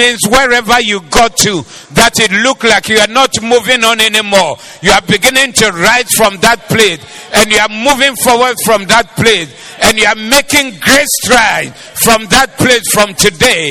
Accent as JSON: {"language": "English", "town": "Kumasi", "region": "Ashanti", "country": "Ghana", "said": "We are from Kumasi"}